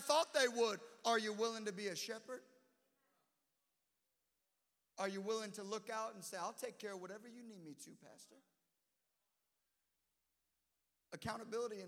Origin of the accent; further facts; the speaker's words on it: Illinois, United States; I'm just from Illinois